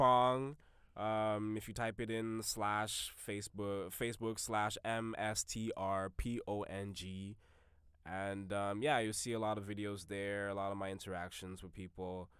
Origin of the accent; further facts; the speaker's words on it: Jamaica; I'm a Jamaican. I'm a Jamaican. You got to have 4 or 5 jobs.